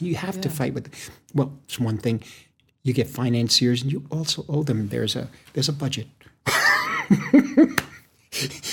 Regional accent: United States; Because I'm American

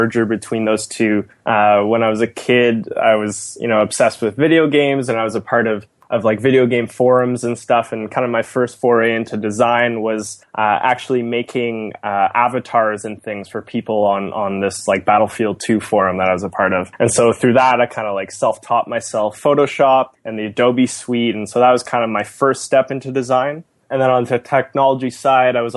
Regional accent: just outside of Toronto, Ontario, Canada; born and raised just outside of Toronto

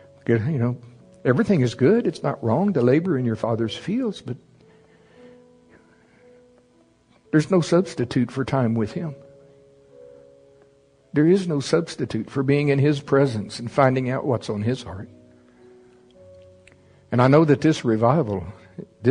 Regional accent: the South, United States; I'm from the South.

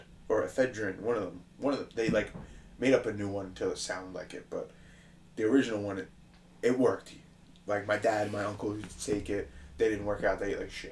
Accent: Levittown, New York, United States; when I grew up in Levittown

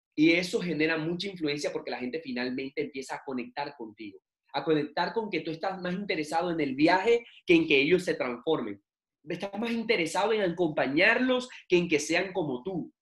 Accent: Barranquilla, Atlántico, Colombia; now in Bucaramanga, Colombia; en mi ciudad natal, que es Barranquilla. Yo actualmente vivo en Bucaramanga

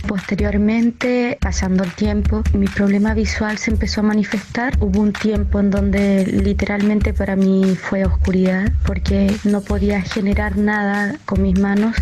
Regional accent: Chile; soy chilena

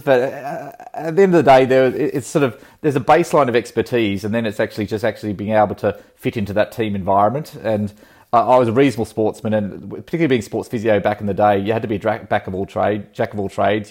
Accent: Country Victoria, Australia; also born or lived in Sydney; growing up in Country Victoria, uh, on a farm

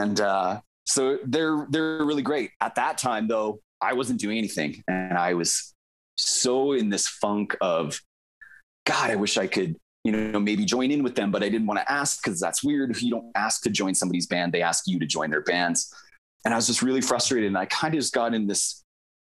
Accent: Okotoks, Alberta, Canada; also born or lived in Vancouver / Delta, Manitoba; now in Calgary, Canada; We grew up together in Okotoks.

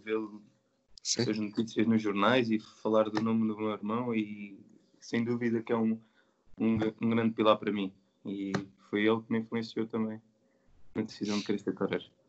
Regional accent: Santarém, Santarém District, Portugal; nasci e sou de Santarém

